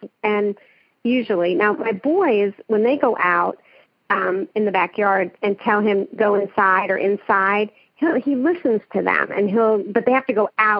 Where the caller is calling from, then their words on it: Edmond, Oklahoma, United States; I'm calling from Oklahoma City, from Edmond, Oklahoma.